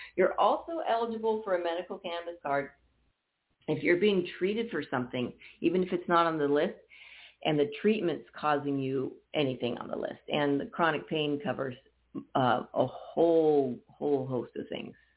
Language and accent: English; Napa, California, United States; also born or lived in Oakland; now in Arizona, United States; I was born in Oakland, raised in Napa. So I'm a Bay Area girl myself